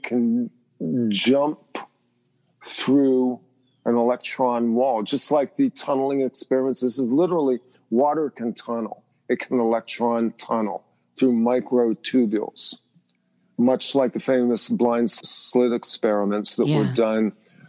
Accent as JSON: {"language": "English", "region": "Pennsylvania", "country": "United States", "tie": "born or raised there", "said": "where I grew up in Pennsylvania, I grew up in the mountains"}